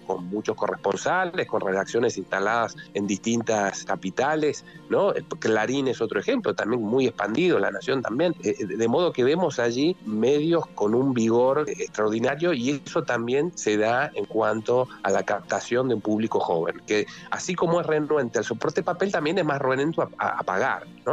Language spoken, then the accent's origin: Spanish; Argentina; en un país como la Argentina